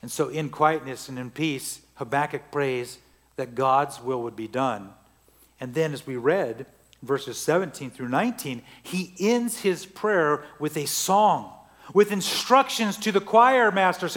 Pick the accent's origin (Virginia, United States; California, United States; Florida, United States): California, United States; Central Valley; moved away; I grew up in the Central Valley in California, millions of acres of oranges